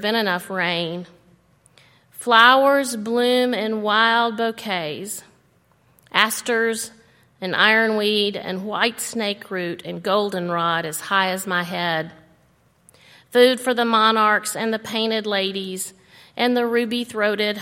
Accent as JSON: {"language": "English", "region": "Alabama", "country": "United States", "tie": "born or raised there", "moved": "yes", "lives_now": "Tennessee, United States", "said": "I grew up in Alabama where the new season mostly means the end of unrelenting heat and oppressive humidity."}